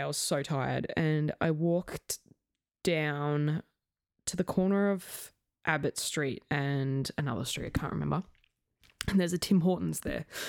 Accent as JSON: {"language": "English", "country": "Australia", "said": "I was from Australia"}